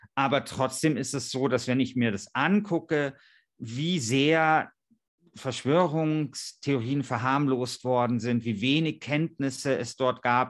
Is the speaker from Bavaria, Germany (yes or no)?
yes; Bavaria, Germany; in Georgensgmünd bei uns in Bayern